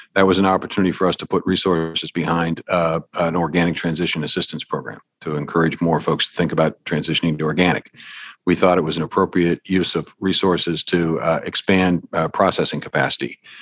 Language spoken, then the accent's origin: English; Pittsburgh, Pennsylvania, United States; I'm from Pittsburgh